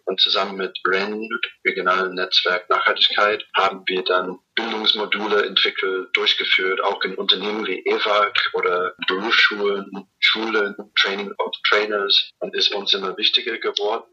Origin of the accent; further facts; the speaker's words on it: New Zealand; German is a second language; now in Erfurt, Germany; komme ich aus Neuseeland